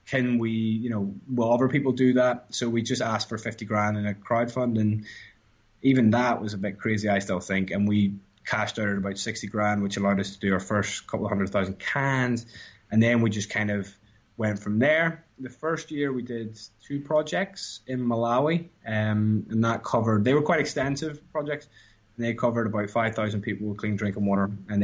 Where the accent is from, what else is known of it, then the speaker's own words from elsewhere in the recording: Ireland; moved away; And I moved from Ireland, where craft beer was like effectively, I guess, Guinness.